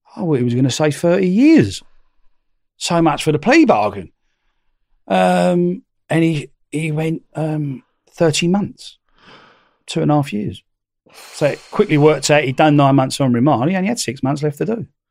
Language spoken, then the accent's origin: English; London, United Kingdom; being a Londoner, you know, being a Cockney